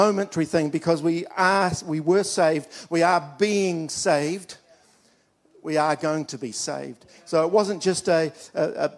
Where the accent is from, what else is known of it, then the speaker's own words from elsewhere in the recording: Dunedin, Otago, New Zealand; when I was an eight-year-old kid, I was at the Apostolic Church in Dunedin. I'm from Dunedin, by the way, the youngest of five children